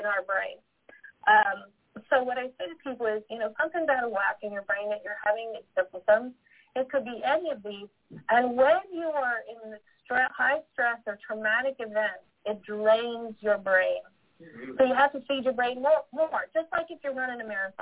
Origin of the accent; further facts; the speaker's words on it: Northeast, United States; I'm from the Northeast, so I tend to talk really fast sometimes.